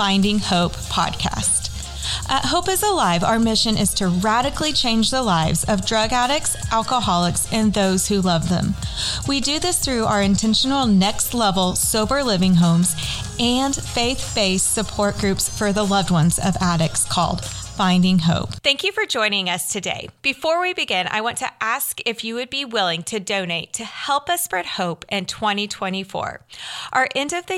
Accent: Derby, Kansas, United States; Derby, Kansas, which is my hometown

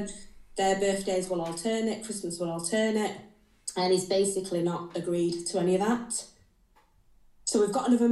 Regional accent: Rotherham, Yorkshire and the Humber, United Kingdom; moved away as an adult; now in Teesside, United Kingdom; I'm originally from Rotherham, I have no family up here

